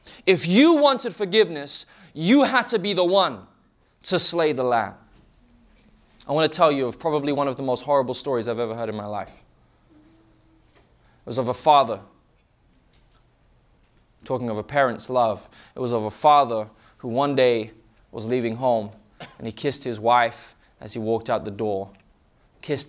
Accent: England, United Kingdom; We're from England, we do tea.

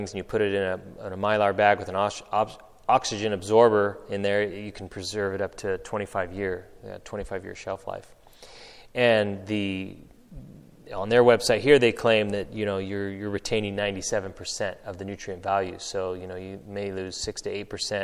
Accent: Northern California, United States; growing up in Northern California

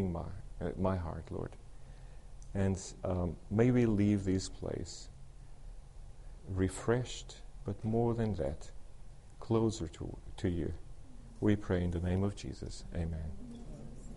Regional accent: Africa, Huambo, Angola; moved away; also born or lived in Cape Town, South Africa; I was born in Africa. I was born near the mission stations. Bongo Mission Hospital was near my home

